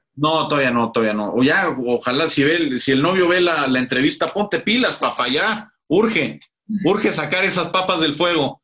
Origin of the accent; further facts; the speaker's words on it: Mexico; Aquí sí somos más mexicanos que el nopal